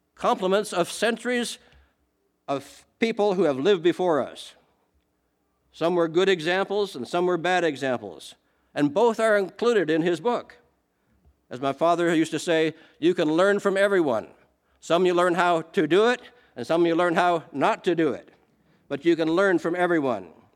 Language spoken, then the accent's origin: English; Canada; I am Canadian